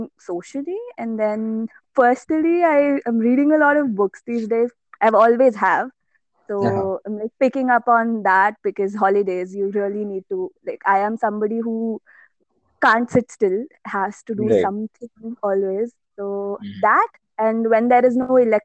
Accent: Ghaziabad, Uttar Pradesh, India; moved away as an adult; also born or lived in Kerala; now in Chennai, India; So my native is Kerala and I've been born and brought up in Ghaziabad, like all my life.

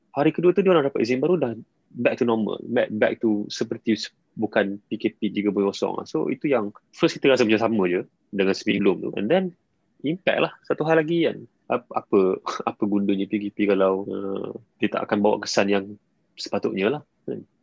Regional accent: Malaysia; sebagai rakyat Malaysia

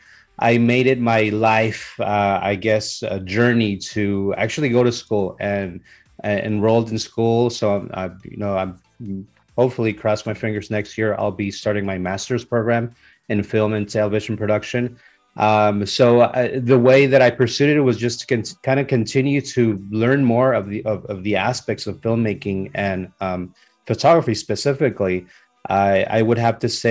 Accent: San Diego, California, United States; also born or lived in Mexico; Born in Mexico. I grew up in Southern California, in San Diego to be more precise

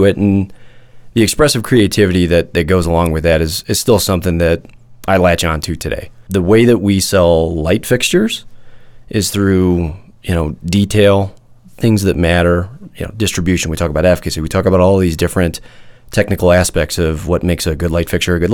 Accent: Midwest, United States; I grew up in the Midwest

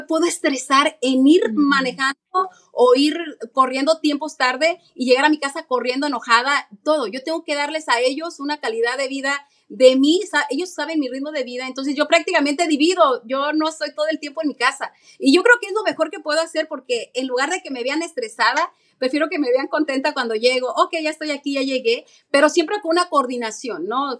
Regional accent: Mexico; also born or lived in New York; now in United States; yo soy latina, soy mexicana

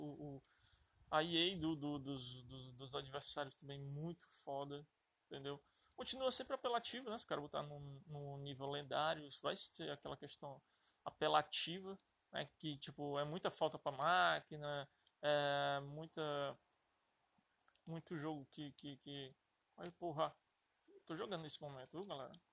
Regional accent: Fortaleza, Ceará, Brazil; é... sou de Fortaleza, certo?

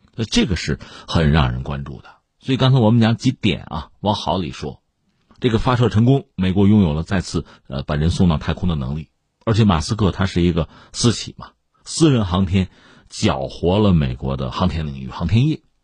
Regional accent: China; 我们中国人

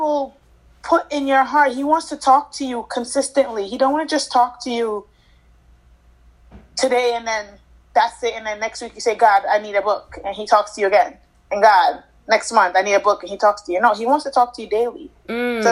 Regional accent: Jamaica; now in United States; I grew up in Jamaica with my grandma, grandparents

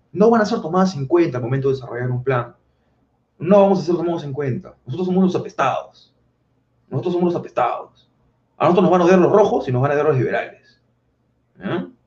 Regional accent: Peru

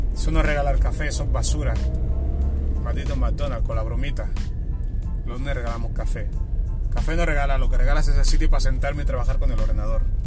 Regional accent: Barcelona, Catalonia, Spain; moved away as an adult; now in Terrassa, Spain; yo me he ido a vivir a, otra ciudad que no es mi casa, en Terrassa, yo soy de Barcelona

